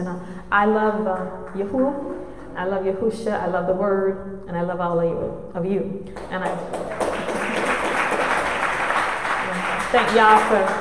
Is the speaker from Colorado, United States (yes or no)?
no; Jacksonville, Florida, United States; I am from Jacksonville, Florida